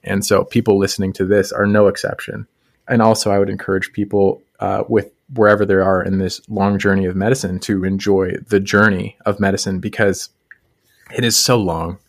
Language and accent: English; Colorado, United States; moved away as an adult; I grew up in Colorado